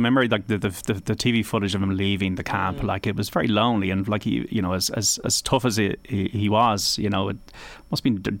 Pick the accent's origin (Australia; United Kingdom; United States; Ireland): Ireland; I think there's a degree of shame about us as Irish at times